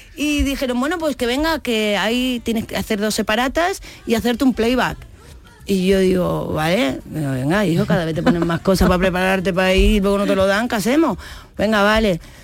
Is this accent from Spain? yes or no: yes; Seville, Andalusia, Spain; moved away; also born or lived in Madrid; yo me he criado al lado de Radio Sevilla, en Rafael González Abreu, en, el número 10, ahí vivía yo